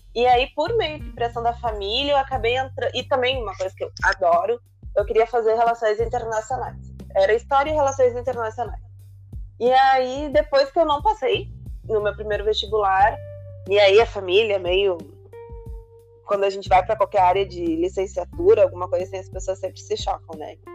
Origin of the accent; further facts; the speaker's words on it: Porto Alegre, Rio Grande do Sul, Brazil; moved away as an adult; also born or lived in Panama; Eu nasci em Porto Alegre